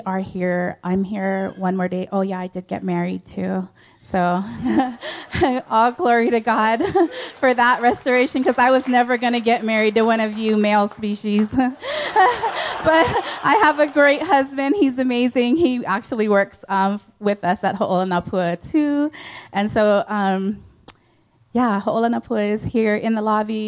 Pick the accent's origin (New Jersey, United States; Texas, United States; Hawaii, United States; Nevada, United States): Hawaii, United States; I come from Hawaii, so that's how we greet